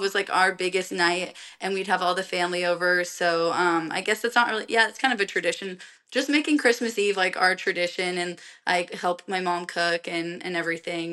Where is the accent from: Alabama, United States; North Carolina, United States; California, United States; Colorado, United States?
Colorado, United States; moved away; I'm from Colorado